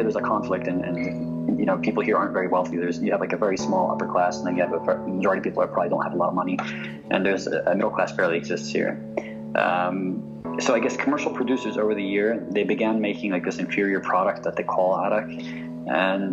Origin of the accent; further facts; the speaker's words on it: United States; Growing up in the States, for me, I had a very bicultural upbringing